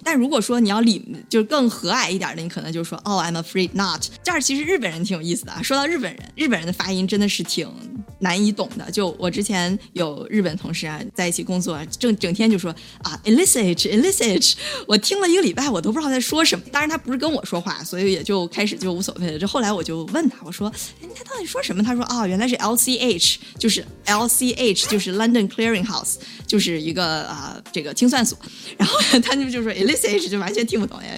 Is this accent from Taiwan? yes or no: no; China; moved away; 我们广大的中国同胞们